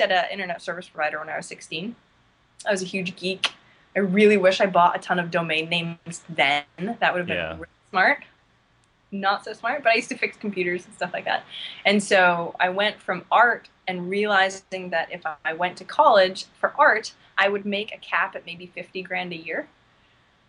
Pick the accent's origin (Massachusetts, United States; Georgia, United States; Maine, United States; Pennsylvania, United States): Maine, United States; I grew up in Maine